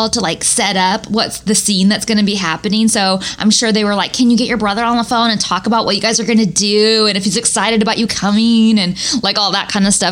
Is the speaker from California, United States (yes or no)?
yes; Northern California, United States; I am from Northern California